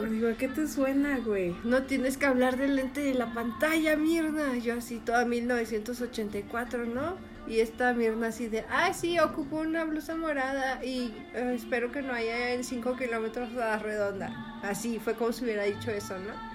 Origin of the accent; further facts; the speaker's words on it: Mexico; crecimos en Macholandia, o sea, México.